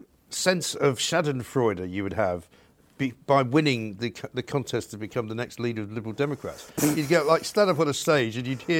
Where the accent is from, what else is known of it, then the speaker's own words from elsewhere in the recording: United Kingdom; You know, we are British. We have a British passport.